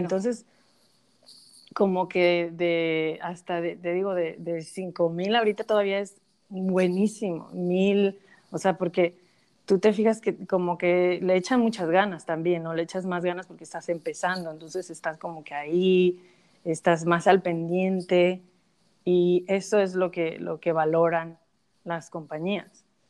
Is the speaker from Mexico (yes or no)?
yes; Mexico; now in United States; yo soy de México, viviendo en Estados Unidos